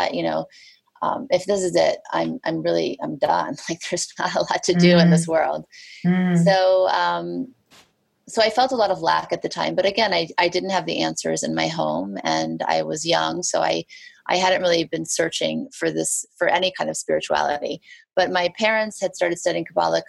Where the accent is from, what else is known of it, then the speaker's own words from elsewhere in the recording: Beverly Hills, California, United States; moved away as an adult; also born or lived in Thibodaux, Louisiana / New Orleans, Louisiana; now in New York, United States; growing up in Beverly Hills, going to Beverly Hills High School